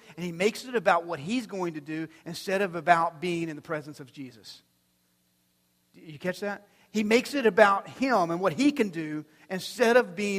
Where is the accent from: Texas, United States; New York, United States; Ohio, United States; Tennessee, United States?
Texas, United States; Amarillo; we come down from Amarillo, the Texas Panhandle area